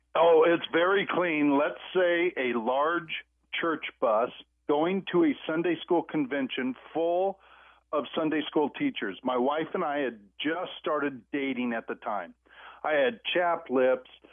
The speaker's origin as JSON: {"language": "English", "region": "Iowa", "country": "United States", "moved": "yes", "lives_now": "Idaho, United States", "said": "I'm originally from Iowa."}